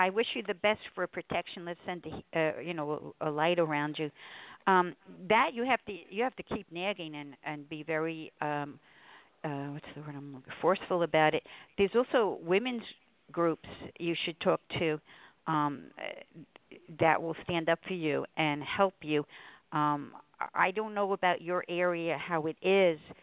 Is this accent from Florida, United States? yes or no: no; New York, United States; now in Connecticut, United States; I'm from New York